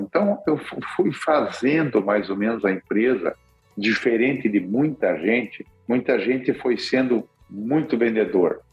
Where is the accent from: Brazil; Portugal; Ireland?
Brazil; Curitiba, Paraná; moved away; also born or lived in Rondonópolis; como nós somos de Curitiba